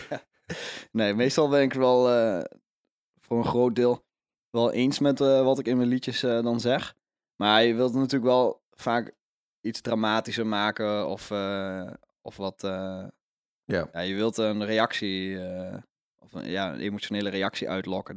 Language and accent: Dutch; Overijssel, Netherlands; ik ben zelf geboren in Overijssel